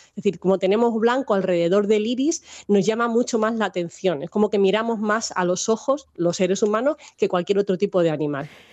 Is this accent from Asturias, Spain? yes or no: no; Minas de Riotinto, Andalusia, Spain; now in Salamanca, Spain; vivo en Salamanca, pero yo soy andaluza, que ya lo has dicho que soy de Huelva, de Minas de Río Tinto